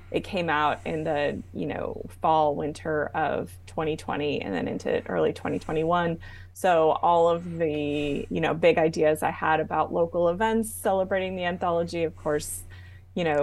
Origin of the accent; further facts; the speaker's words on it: Arizona, United States; also born or lived in New Jersey / Germany; readers will learn that I was born in New Jersey. And um, uh, when my parents separated, uh, my mother moved us to Arizona, where her parents had retired to um, from DC.